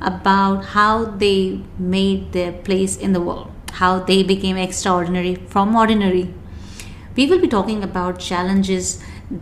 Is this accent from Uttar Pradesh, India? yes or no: no; Rajasthan, India; moved away as an adult; now in Dubai, United Arab Emirates; I born and brought up in India, a place called Rajasthan, and moved to Dubai in 1999.